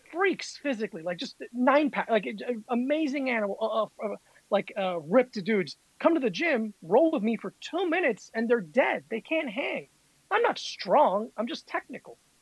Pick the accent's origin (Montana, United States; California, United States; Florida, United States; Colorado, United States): Florida, United States; South; moved away as an adult; now in New York, United States; I grew up in South Florida and I was the only uh, non-black kid in my school.